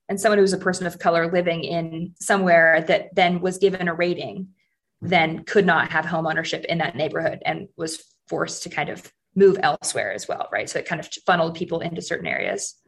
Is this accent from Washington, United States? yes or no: yes; Seattle, Washington, United States; moved away as an adult; also born or lived in Vancouver / London / Sydney; now in Denver, United States; I grew up in Seattle, famously rainy city